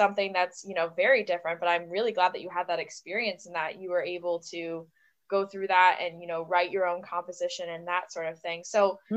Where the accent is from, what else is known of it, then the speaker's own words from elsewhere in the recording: United States; being an American